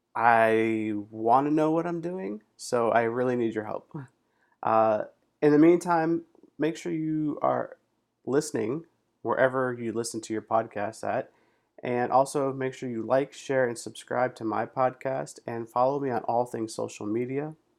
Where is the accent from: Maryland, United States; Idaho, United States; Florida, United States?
Florida, United States; South; now in Pittsburgh, United States; I was born and raised in South Florida